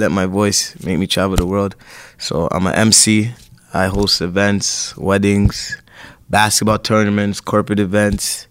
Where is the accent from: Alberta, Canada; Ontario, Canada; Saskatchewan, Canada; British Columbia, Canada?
Ontario, Canada; Toronto; I was born at Sentinel Finch